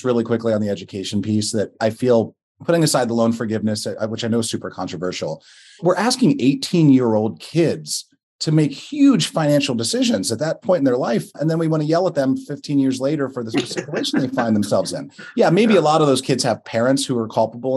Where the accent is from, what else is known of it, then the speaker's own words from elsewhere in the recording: Western Pennsylvania, United States; as a Western Pennsylvanian